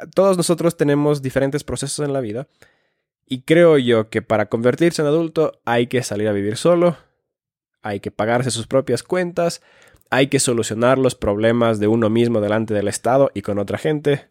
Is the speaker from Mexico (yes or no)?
no; Finland; moved away; also born or lived in Ecuador; soy nacido en Finlandia